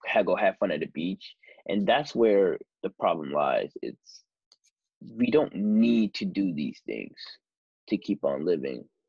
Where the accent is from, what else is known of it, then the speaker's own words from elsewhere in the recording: United States; being an American